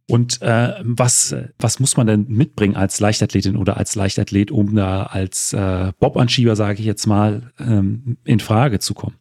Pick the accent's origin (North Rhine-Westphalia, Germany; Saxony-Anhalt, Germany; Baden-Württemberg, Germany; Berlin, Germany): Saxony-Anhalt, Germany; Wolfen; Ich, ich komme aus, äh, ursprünglich aus Wolfen